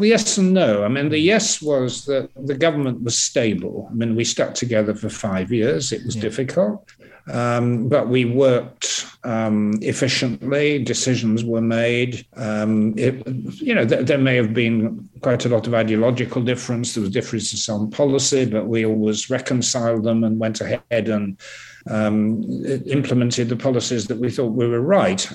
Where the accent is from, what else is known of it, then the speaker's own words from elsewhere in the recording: York, Yorkshire and the Humber, United Kingdom; now in Twickenham, United Kingdom; York, which is my hometown